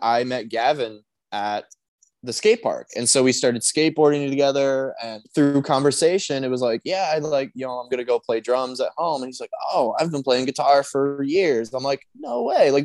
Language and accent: English; Sylvania, Ohio, United States; in Ohio, like right where we grew up in Sylvania